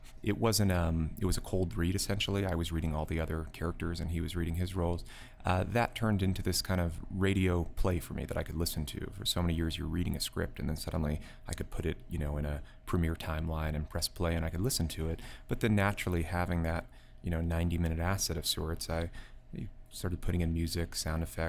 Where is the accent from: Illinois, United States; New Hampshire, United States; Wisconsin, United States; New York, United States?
New York, United States; outside of; now in New York City, United States; I grew up in outside of New York, in the country, and having lived in a place like New York City, an urban environment for the last decade now